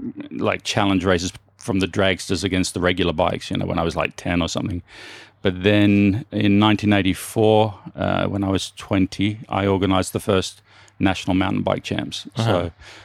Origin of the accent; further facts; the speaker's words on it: Turramurra, New South Wales, Australia; I grew up in the northern suburbs of Sydney in Australia, a little suburb called Tarramurra. And yeah, we were, you know, lower middle class family. We lived in like a three bedroom fibro home in quite a nice area